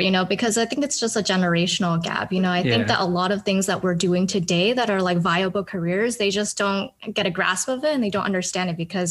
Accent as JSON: {"language": "English", "town": "San Francisco", "region": "California", "country": "United States", "tie": "born or raised there", "said": "I grew up in San Francisco. So it's a very similar. I went to schools that were like 80 to 90% Asian."}